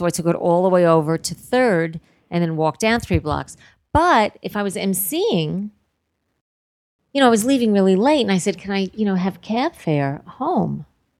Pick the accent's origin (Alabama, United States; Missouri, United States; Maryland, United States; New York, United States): New York, United States; New York City; accent: New York; I grew up in Queens.